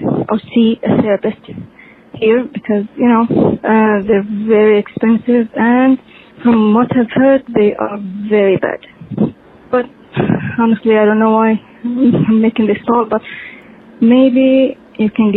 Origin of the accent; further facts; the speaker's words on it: Saudi Arabia; I'm from Saudi Arabia.